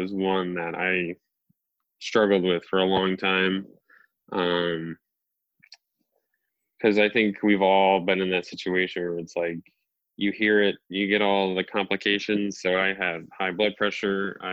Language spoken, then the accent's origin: English; New England, United States; I'm obviously from New England. I live in Massachusetts